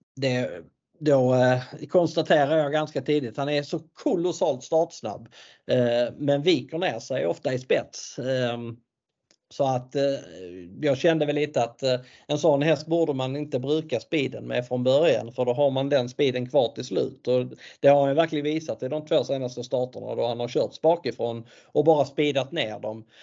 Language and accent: Swedish; Sweden; vi svenskar